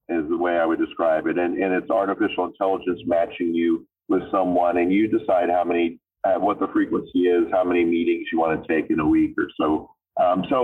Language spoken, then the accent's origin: English; Florida, United States; accent: southern twang; I'm from Florida, and when I was growing up as a, as a boy, I would very frequently say things like, "Oh, I got an idea," you know, so there was a little twang, you know, a little little southern thing